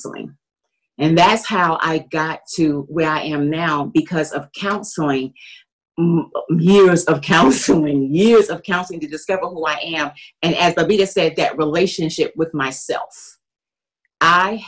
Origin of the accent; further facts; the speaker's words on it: New York City, New York, United States; moved away; also born or lived in Washington, D.C.; I'm from Brooklyn, New York